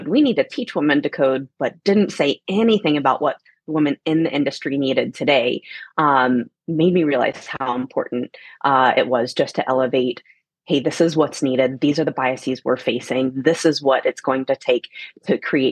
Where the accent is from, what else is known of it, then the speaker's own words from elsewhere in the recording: Atlanta, Georgia, United States; moved away as an adult; also born or lived in Germany / San Francisco; I come from Atlanta, Georgia